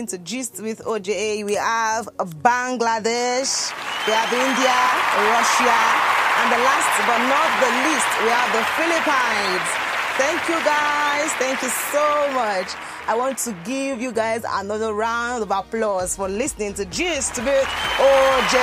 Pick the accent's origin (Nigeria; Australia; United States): Nigeria; Lagos; I was born in Lagos, schooled in Lagos, did everything from Lagos